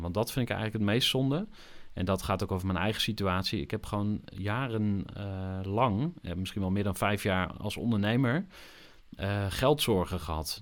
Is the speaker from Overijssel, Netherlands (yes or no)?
yes; Zwolle, Overijssel, Netherlands; moved away as an adult; also born or lived in Enschede, Netherlands / Utrecht, Netherlands; Ik ben in 1983 geboren in Enschede. Zoals jullie al even verklapten, kom ik uit Twente van oorsprong. Opgegroeid in eh, Zwolle